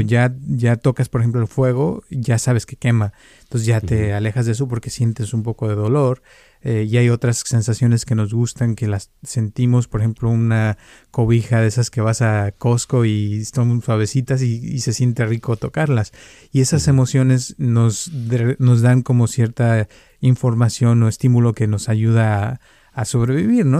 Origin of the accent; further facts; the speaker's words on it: Mexico; now in California, United States; cuando yo crecí también en México, salíamos todos los días a la calle a jugar